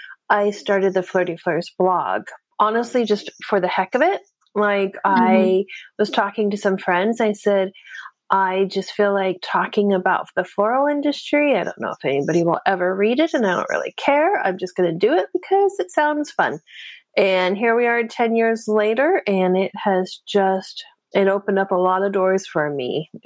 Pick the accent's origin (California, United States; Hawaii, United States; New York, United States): California, United States; the Bay Area; moved away as an adult; also born or lived in Denver, Colorado; I'm originally from California. I grew up in the Bay Area. I eventually ended up moving to Denver, Colorado.